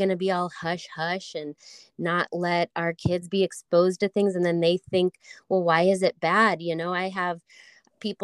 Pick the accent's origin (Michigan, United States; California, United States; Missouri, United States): Missouri, United States; St. Louis; moved away as an adult; also born or lived in Colorado; I grew up in St. Louis